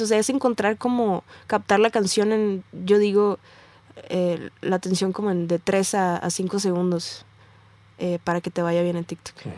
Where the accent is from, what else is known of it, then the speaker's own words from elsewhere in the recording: Tijuana, Baja California, Mexico; yo soy, vengo de Tijuana